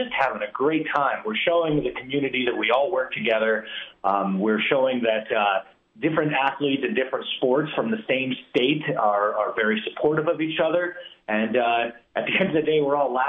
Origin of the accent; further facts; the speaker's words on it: Albuquerque, New Mexico, United States; I'm just a little skinny kid from the South Valley